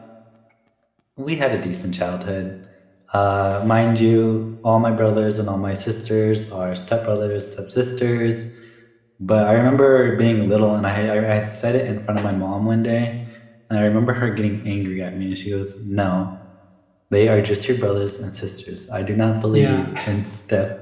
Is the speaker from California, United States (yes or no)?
yes; California, United States; moved away as an adult; now in North Dakota, United States; I'm from California.